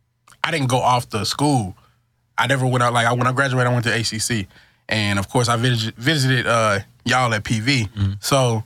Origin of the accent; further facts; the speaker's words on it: Houston, Texas, United States; Southwest Houston, Texas. Bob White and Don Rich Drive, bro.